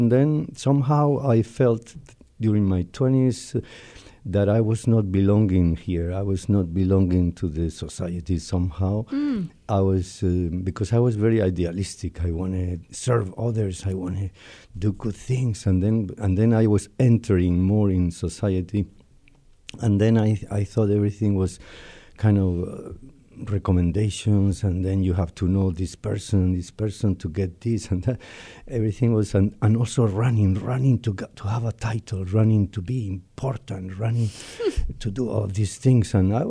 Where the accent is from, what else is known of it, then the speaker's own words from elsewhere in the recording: Madrid, Community of Madrid, Spain; born there; Yeah. I was born in Spain, Madrid, in 1949.